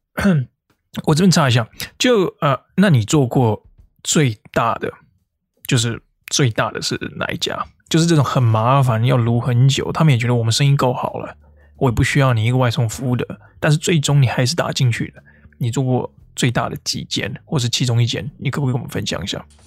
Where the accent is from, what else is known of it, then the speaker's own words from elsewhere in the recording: Taiwan; Honest Bee 我们在台湾就翻成诚实蜜蜂嘛